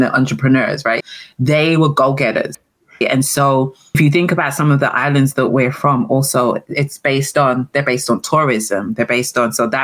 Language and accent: English; London, United Kingdom; moved away as an adult; also born or lived in Antigua; now in Maryland, United States; I was raised in England. I was raised in London, but I'm from the Caribbean